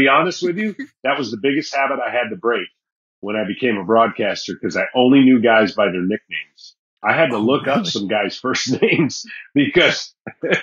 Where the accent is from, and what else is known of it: Michigan, United States; born or raised there